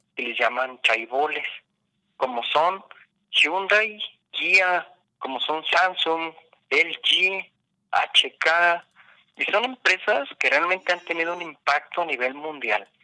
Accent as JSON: {"language": "Spanish", "region": "Michoacán", "country": "Mexico", "moved": "yes", "lives_now": "Guadalajara, Mexico", "said": "yo no soy de aquí de Jalisco, yo soy de Michoacán."}